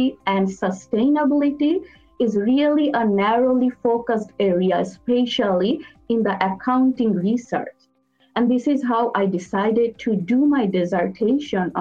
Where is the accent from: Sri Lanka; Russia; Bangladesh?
Bangladesh; moved away as an adult; also born or lived in Dhaka, Bangladesh; now in United States; I'm originally from Bangladesh.